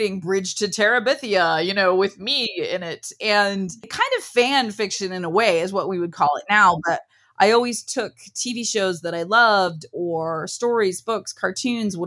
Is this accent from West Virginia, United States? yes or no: no; Ohio, United States; We're a very Midwestern family. I'm from Ohio. I grew up on a farm.